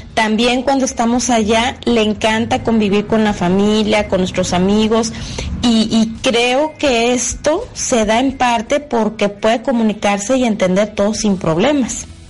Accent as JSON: {"language": "Spanish", "town": "Guadalajara", "region": "Jalisco", "country": "Mexico", "moved": "yes", "lives_now": "Germany", "said": "yo vengo de Guadalajara"}